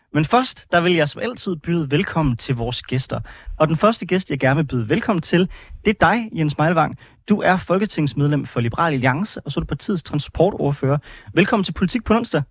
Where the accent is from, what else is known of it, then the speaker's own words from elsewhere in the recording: Aarhus, Central Denmark Region, Denmark; now in Frederiksberg, Denmark; jeg kommer fra Aarhus, og nu bor jeg på øh, Frederiksberg